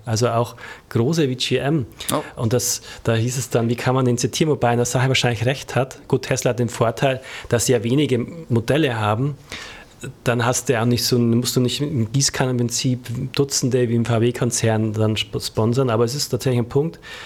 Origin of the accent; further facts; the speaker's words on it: Bavaria, Germany; als Bayer